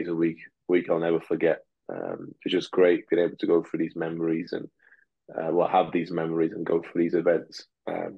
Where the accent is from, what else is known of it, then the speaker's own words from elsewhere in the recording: England, United Kingdom; first language Russian; English is a second language; also born or lived in Moscow, Russia; my dad then decided, and mom decided then to move to England, basically to seek for a better life. And obviously, being a child, I just tagged along, and I had a new life here in the UK, starting again at 7